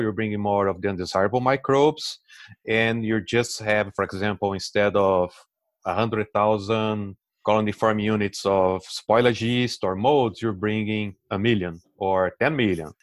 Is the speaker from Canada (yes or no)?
no; Brazil; English is a second language; moved away as an adult; also born or lived in Delaware, United States; now in United States; As you can see on the accent, I'm originally from Brazil